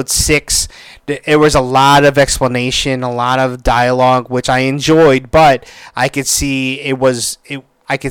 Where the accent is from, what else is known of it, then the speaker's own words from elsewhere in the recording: Philippines; I am Filipino